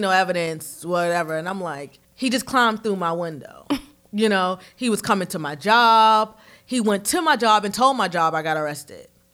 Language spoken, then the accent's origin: English; New York City, New York, United States; moved away as an adult; now in Charlotte, United States; I grew up in Harlem in the 80s and 90s